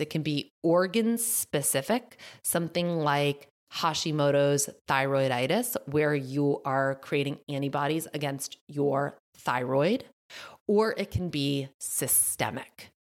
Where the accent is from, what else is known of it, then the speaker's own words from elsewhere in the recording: Massachusetts, United States; accent: thick Massachusetts; My Massachusetts accent just came out thick